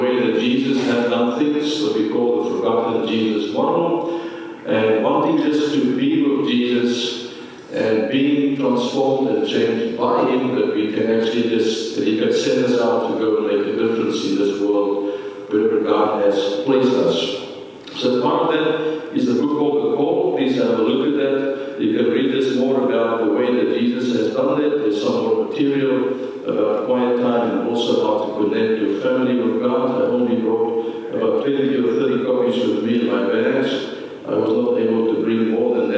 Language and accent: English; South Africa; first language Afrikaans; English is a second language; We are from South Africa, as you probably have heard. Our native language that we speak back home is Afrikaans, it's not English.